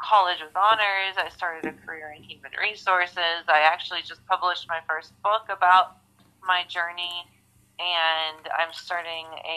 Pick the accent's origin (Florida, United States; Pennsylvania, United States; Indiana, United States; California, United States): Pennsylvania, United States; Pittsburgh; I've been born and raised in the Pittsburgh area